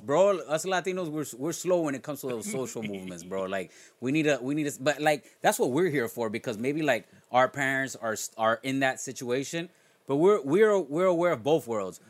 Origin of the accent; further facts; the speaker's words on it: South Florida, United States; growing up in South Florida